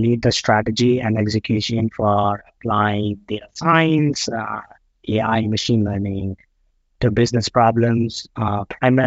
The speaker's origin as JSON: {"language": "English", "country": "India", "tie": "born or raised there", "moved": "as an adult", "lives_now": "Boston, United States", "said": "I grew up in India, came to the US to do a master's program at MIT, and then stayed here for work"}